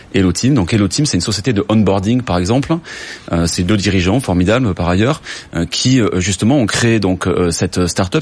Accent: Toulouse, Occitania, France; je suis toulousain

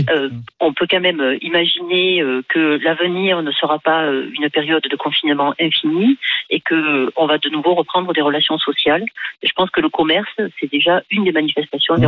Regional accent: France; je suis française

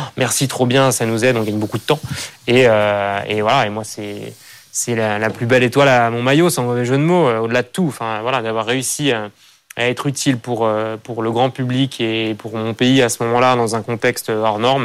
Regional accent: France; je suis attaché à, voilà, à, mon environnement, là où j'ai grandi, et à cette idée que c'est voilà, un pays magnifique

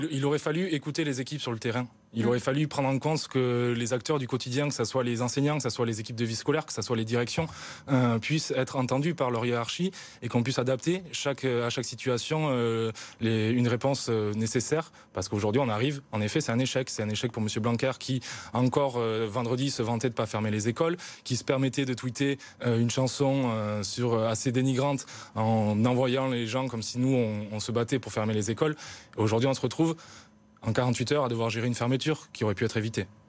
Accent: South-West, south-west France, France; Moi, je viens d'une petite ville du Sud-Ouest

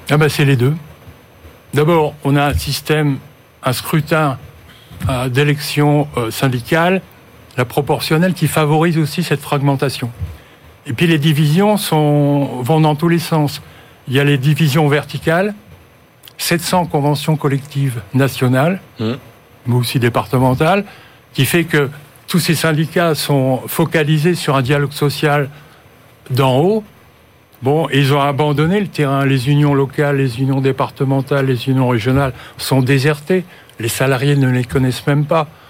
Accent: Nord-Pas-de-Calais, Hauts-de-France, France; je suis du Nord-Pas-de-Calais

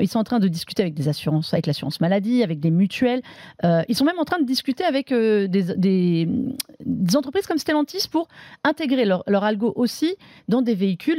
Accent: France; on est français aussi

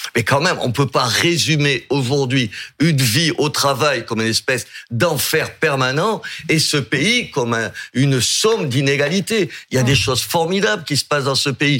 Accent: Algeria; now in Béziers, France; je suis né en Algérie paradoxalement

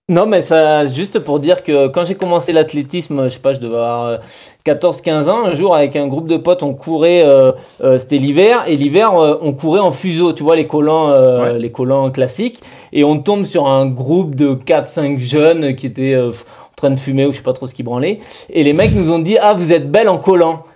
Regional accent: Bergerac, Nouvelle-Aquitaine, France; chez nous à Bergerac

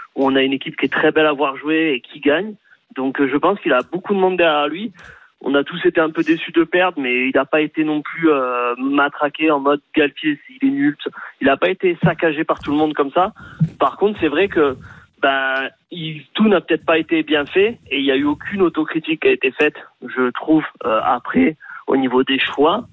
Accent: Montpellier, Occitania, France; je suis de Montpellier

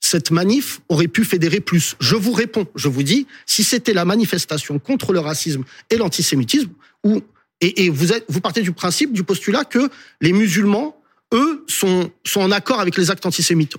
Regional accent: France; je suis français de confession musulmane

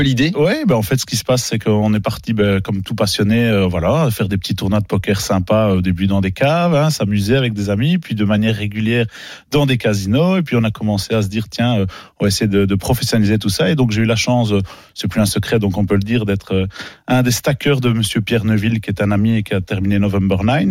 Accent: Belgium; chez nous en Belgique

